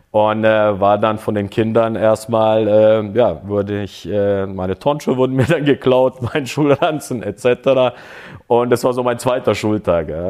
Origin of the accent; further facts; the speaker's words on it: Böblingen, Baden-Württemberg, Germany; moved away; also born or lived in Croatia; Ich bin ja in Deutschland groß geworden oder, oder bis dahin aufgewachsen in Böblingen.